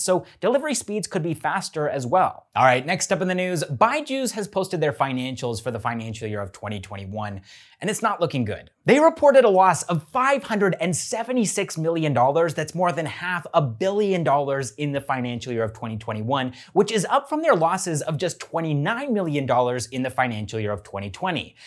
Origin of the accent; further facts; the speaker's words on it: Canada; I'm a Canadian